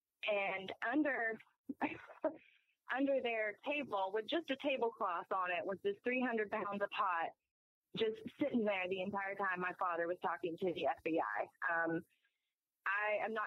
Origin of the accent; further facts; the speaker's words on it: Atlanta, Georgia, United States; also born or lived in Hiawassee, Georgia; I was born in Atlanta